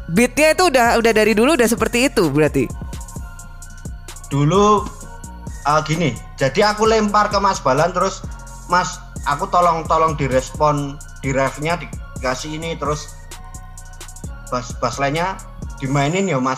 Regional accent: Yogyakarta, Special Region of Yogyakarta, Indonesia; Karena aku kan orang asli Wijilan no, Mbak.

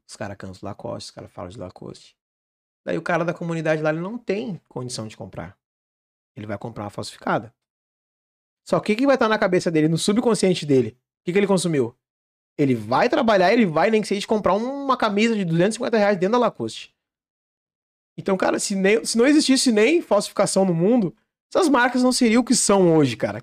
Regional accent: Vale, Rio Grande do Sul, Brazil; Eu sou do Vale

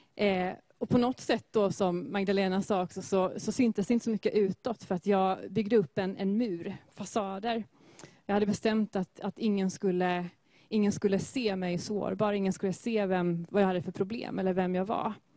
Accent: Gothenburg, Västra Götaland, Sweden; är född och uppvuxen i Göteborg. Och i Askim

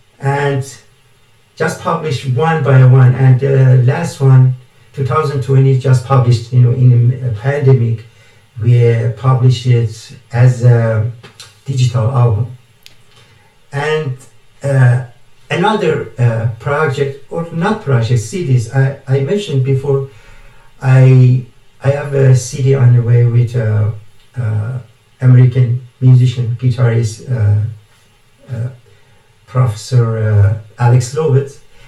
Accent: Canada; English is a second language; being Canadian. Canadian, it means multicultural country.

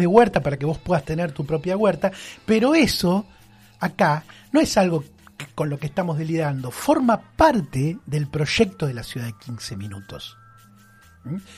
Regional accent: Bahía Blanca, Buenos Aires Province, Argentina; yo soy de Villamitre de toda la vida y el concepto de ciudad de 15 minutos y lo que supone ese concepto no me resulta tan ajeno. No. Porque Villamitre lo es desde que yo soy chico

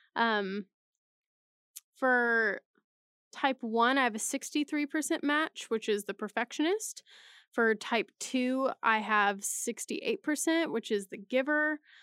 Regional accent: Texas, United States; moved away as an adult; now in Oklahoma, United States; Texas, of course, living there for th, m, m, basically my whole life

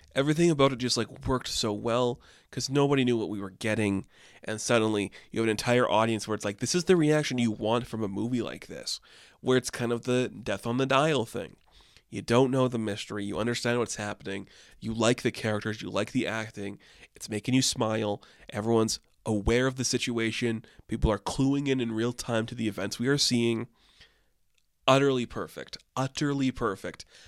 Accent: Canada; I had landmark in my hometown where I grew up

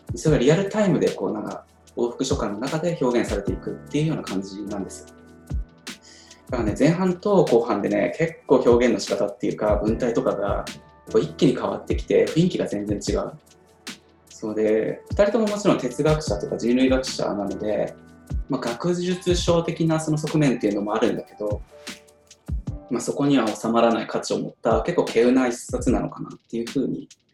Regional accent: Tokorozawa, Saitama, Japan; 自分、所沢出身でで、今は小手差しから2つ離れたあの武蔵藤沢駅っていうところに住んでるので

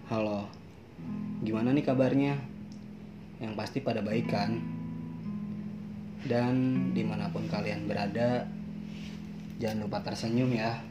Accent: Bogor, West Java, Indonesia; hmm. gue dari Bogor

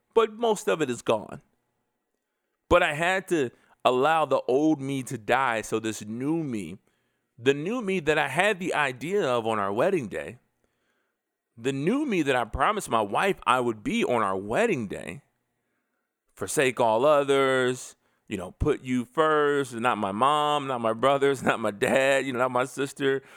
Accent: United States; I am an American.

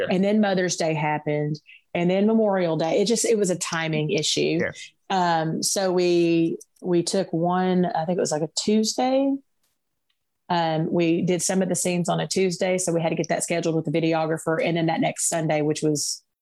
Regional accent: Little Rock, Arkansas, United States; I came from Little Rock, which is a big city here in, in Arkansas, um, and moving to this small town of 3,000 people everybody knows everybody

